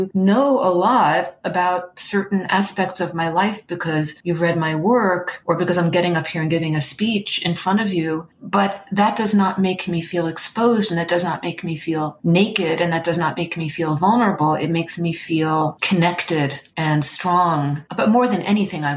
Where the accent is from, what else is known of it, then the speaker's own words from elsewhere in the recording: New York City, New York, United States; I was born in New York City.